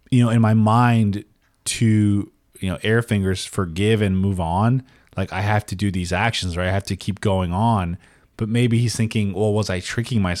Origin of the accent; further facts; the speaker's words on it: Denver, Colorado, United States; I'm from Denver, so I'm a Broncos Broncos fan.